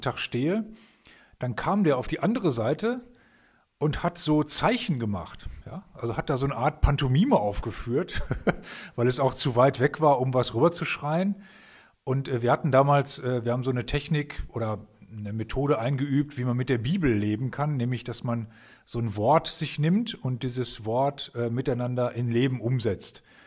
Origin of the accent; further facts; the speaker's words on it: Germany; also diese Stadt, wo ich herkomme, liegt an der Weser